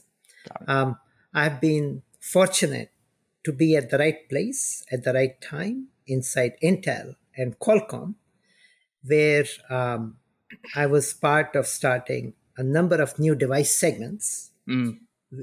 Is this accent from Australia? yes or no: no; India; moved away; I grew up in India